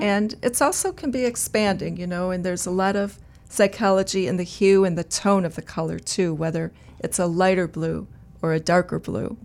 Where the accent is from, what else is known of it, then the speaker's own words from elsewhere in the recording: outside of Chicago, Illinois, United States; I grew up outside of Chicago